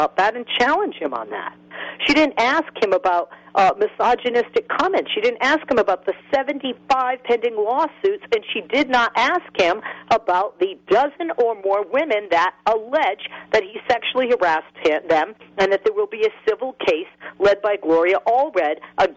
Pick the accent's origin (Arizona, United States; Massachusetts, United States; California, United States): Massachusetts, United States; Boston; I'm from Boston.